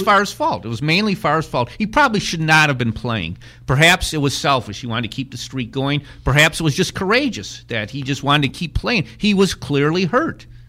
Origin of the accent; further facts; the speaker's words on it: Wisconsin, United States; growing up in Wisconsin